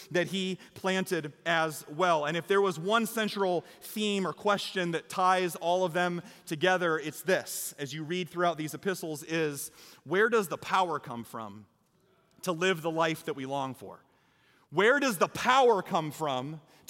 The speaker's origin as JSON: {"language": "English", "region": "Iowa", "country": "United States", "said": "I'm from Iowa."}